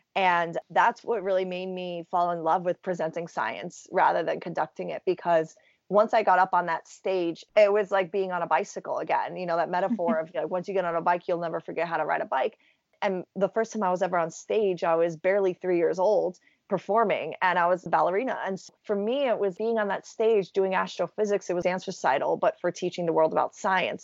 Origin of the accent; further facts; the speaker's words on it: New York City, New York, United States; growing up in New York City